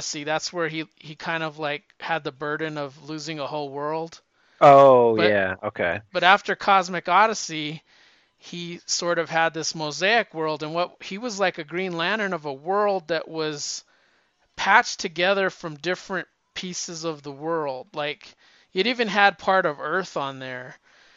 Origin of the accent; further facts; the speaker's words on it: New Mexico, United States; moved away; I came from New Mexico, and I used to always think, well, New Mexico is kind of a melting pot